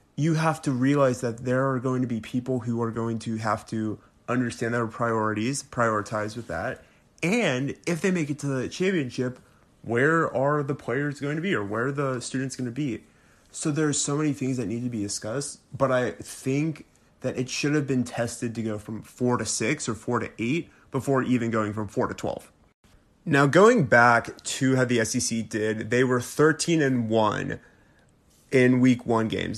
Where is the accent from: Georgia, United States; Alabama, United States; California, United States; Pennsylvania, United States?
Alabama, United States; I'm from Alabama, and I graduated from Alabama.